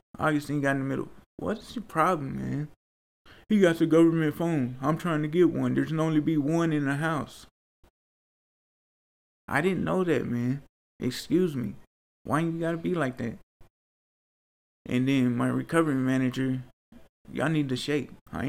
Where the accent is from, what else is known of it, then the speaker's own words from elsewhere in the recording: Nigeria; Oh, I'm from Nigeria. I'm a Niger.